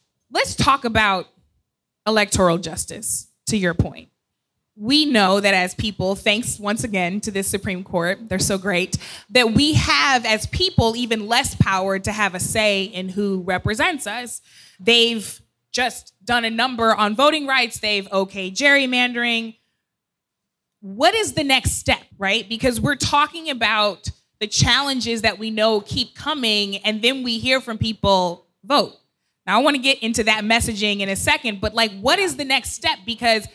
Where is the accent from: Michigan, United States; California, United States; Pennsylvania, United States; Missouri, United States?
Missouri, United States; my home state of Missouri